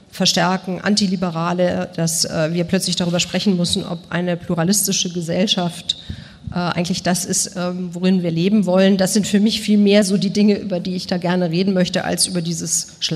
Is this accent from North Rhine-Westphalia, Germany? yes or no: yes; Bonn, North Rhine-Westphalia, Germany; also born or lived in Moscow, Russia; Ich bin in Bonn und Moskau groß geworden